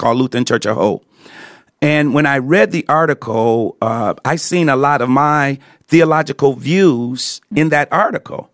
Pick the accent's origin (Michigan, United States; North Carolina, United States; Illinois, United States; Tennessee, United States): Michigan, United States; Detroit; I grew up, uh, in Detroit, Michigan